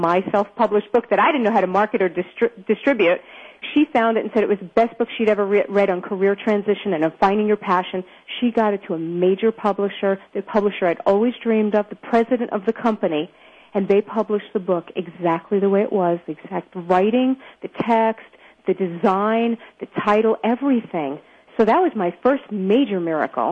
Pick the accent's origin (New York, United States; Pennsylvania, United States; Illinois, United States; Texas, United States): New York, United States; New York City; I grew up in Brooklyn, New York, to an Orthodox